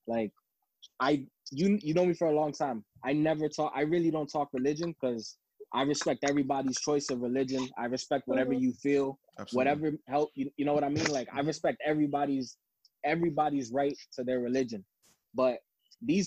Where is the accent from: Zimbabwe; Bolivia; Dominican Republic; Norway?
Dominican Republic; now in United States; I was born in the Dominican Republic. I've been here since 1991.